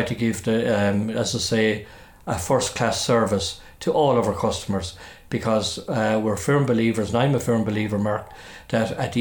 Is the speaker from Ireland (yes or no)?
yes; Clonmel, Tipperary, Ireland; I was born in Ardnagreena, 104 Ardnagreena, in Clonmel, which is the cul-de-sac road up in Clonmel, as you make your way out towards Powerstown. And that's where I was born and raised